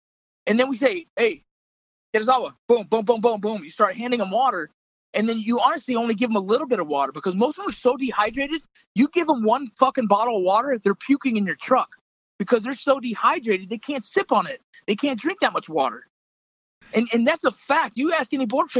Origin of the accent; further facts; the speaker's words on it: United States; as Americans